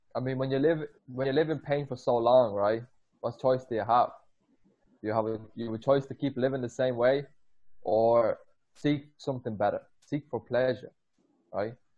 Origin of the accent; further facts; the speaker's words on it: Ireland; moved away; I grew up 12 years in Ireland.